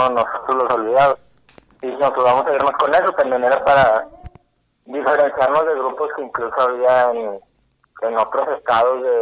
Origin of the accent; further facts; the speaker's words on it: Monterrey, Nuevo León, Mexico; todos somos de, acá, de Monterrey, de diferentes municipios